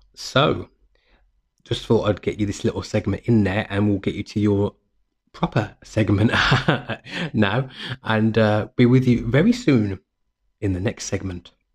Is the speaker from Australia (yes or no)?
no; United Kingdom; living in the U K, we, we, you know, it was part of our, of the Britishness